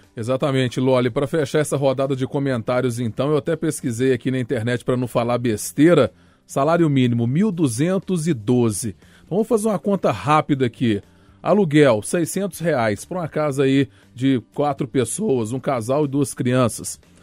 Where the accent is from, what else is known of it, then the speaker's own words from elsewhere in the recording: Minas Gerais, Brazil; Eu sou mineiro